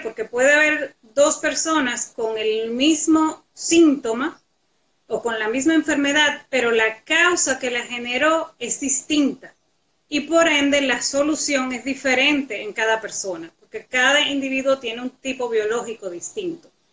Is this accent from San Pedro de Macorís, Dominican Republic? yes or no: no; La Vega, Dominican Republic; los que nos criamos juntos en La Vega